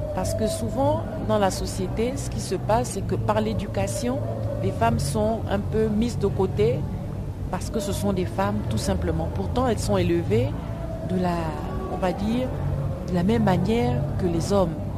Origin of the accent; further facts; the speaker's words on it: Gabon; Nous, nous sommes des francophones. On est venu du Gabon